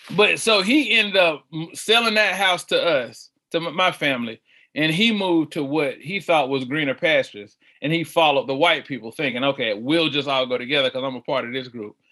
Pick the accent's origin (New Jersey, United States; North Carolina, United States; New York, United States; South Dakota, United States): North Carolina, United States; Charlotte; I'm from uh, the west side of Charlotte, born southwest, now living northwest